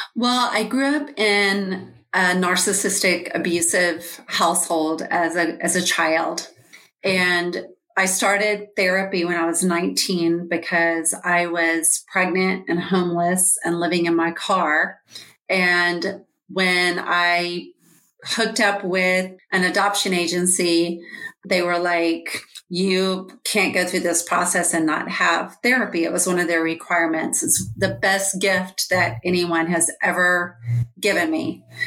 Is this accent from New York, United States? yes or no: no; Georgia, United States; I am from Georgia.